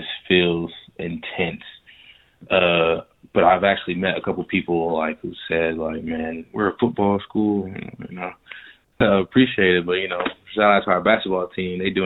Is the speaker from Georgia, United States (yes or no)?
yes; Riverdale, Georgia, United States; I'm from Riverdale too